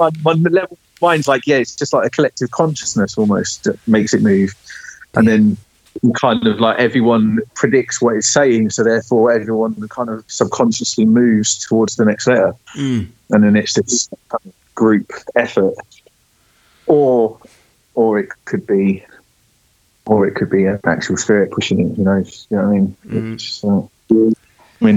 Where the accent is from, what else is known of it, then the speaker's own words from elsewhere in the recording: England, United Kingdom; we're English